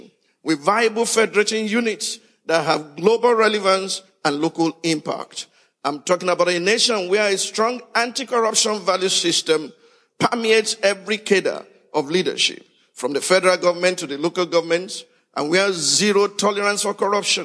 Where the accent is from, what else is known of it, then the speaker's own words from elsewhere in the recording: Nigeria; Fellow Nigerians